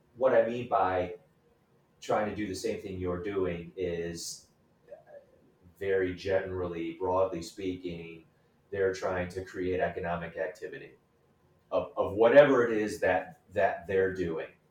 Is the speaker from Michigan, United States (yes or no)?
yes; Hamtramck, Michigan, United States; moved away as an adult; also born or lived in Royal Oak, Michigan; now in Chicago, United States; I was am originally from Hamtramck, Michigan